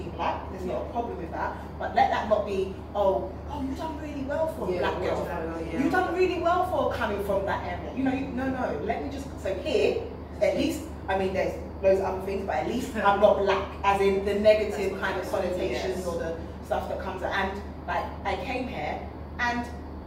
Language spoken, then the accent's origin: English; London, United Kingdom; moved away as an adult; now in Nigeria; being in the UK, been in there all my life, as I said. But you know how it is when you're from London